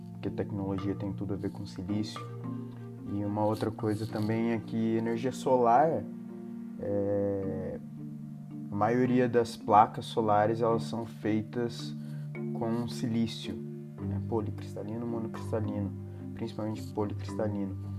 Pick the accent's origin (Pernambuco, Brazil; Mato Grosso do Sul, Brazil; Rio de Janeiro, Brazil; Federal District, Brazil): Mato Grosso do Sul, Brazil; Naviraí; moved away as an adult; also born or lived in Cornélio Procópio, Paraná; now in Brasília, Brazil; eu moro em Brasília atualmente, sou de Naviraí, Mato Grosso do Sul.